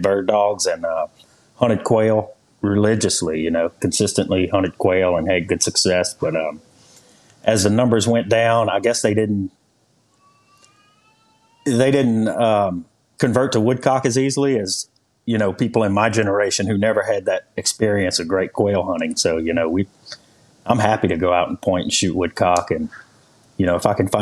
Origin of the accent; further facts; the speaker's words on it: Port Allen, Louisiana, United States; accent: heavy Louisiana accent; I'm from Port Allen, Louisiana